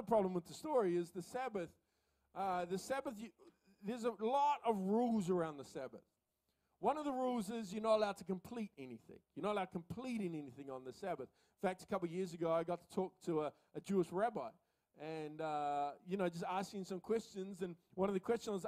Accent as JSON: {"language": "English", "area": "Coromandel Peninsula", "region": "Waikato", "country": "New Zealand", "tie": "born or raised there", "moved": "yes", "lives_now": "Auckland, New Zealand", "said": "I grew up in the Coromandel Peninsula"}